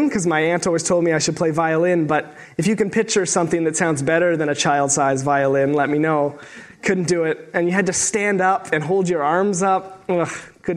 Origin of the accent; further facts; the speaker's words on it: Sault Ste. Marie, Ontario, Canada; moved away as an adult; also born or lived in Waterloo, Ontario; I'm from Sault Ste. Marie, Ontario, originally, so I'm a small town boy myself